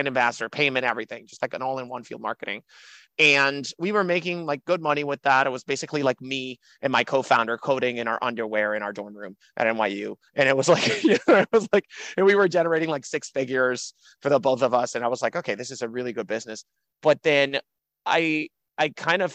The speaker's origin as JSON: {"language": "English", "country": "Dominican Republic", "also_born_or_lived": "Miami, United States", "moved": "yes", "lives_now": "New York, United States", "said": "I'm from the Dominican Republic. I came, graduated high school in Miami, went to college at New York University"}